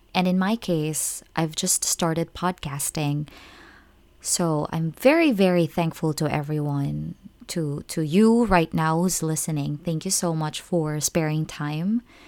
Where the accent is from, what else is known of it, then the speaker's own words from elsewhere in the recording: Philippines; moved away as an adult; now in Japan; I'm actually a Filipino expat working as an English teacher in Japan.